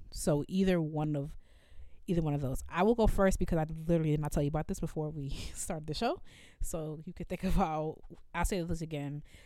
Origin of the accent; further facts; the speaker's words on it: Evanston, Illinois, United States; growing up in Evanston